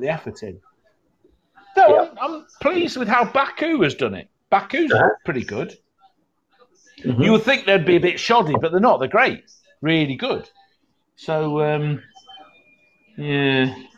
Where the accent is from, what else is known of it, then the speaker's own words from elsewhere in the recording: England, United Kingdom; I'm English